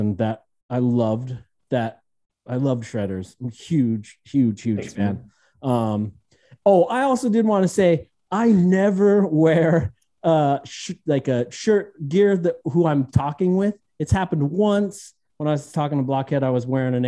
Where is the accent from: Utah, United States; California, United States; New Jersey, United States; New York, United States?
Utah, United States; I'm from Utah